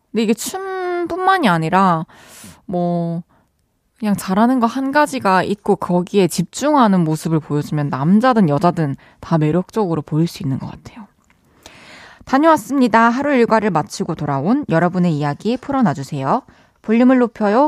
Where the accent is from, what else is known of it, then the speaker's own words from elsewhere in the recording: Changwon, South Gyeongsang, South Korea; 저희는 항상 마산에서는 마산 출신들은 다 공감하실 텐데 소풍을 무조건 무학산으로 가거든요